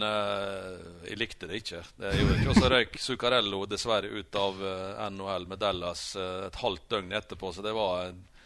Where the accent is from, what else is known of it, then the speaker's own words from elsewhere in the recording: Møre og Romsdal, Norway; moved away; når jeg bodde i Ålesund, så spilte jeg i femtedivisjonen med Fiksa Rekta ballklubb i hjembygda mi